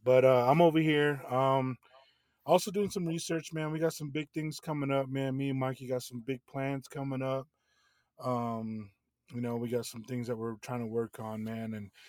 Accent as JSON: {"language": "English", "town": "Farmington", "region": "New Mexico", "country": "United States", "also_born_or_lived": "Salt Lake City, Utah", "moved": "as an adult", "lives_now": "Flagstaff, United States", "said": "I'm from Farmington, New Mexico. A little place, you know, east of Shiprock where Mike's from. Currently moved to Flagstaff during the COVID."}